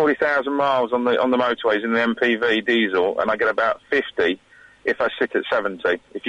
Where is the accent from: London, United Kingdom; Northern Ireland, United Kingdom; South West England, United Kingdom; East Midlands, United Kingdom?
East Midlands, United Kingdom; Rutland; I'm from Rutland, but I'm in Suffolk at the moment.